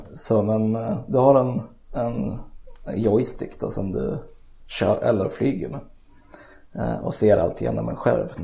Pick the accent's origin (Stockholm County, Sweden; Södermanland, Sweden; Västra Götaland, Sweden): Södermanland, Sweden; Eskilstuna; Jag är född och uppvuxen i Eskilstuna också